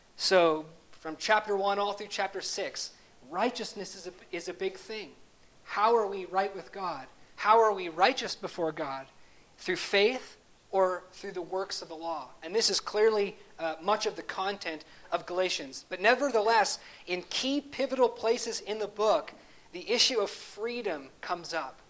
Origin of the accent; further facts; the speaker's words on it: Canada; as a Canadian, although I'm a dual citizen, I grew up in Canada